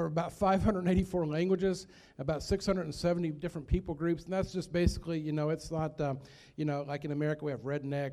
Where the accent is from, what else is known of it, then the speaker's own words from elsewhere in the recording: Nelson County, Louisville, Central Kentucky, United States; moved away as an adult; also born or lived in Philippines; I'm from Nelson County, from Louisville, Central Kentucky, is where I grew up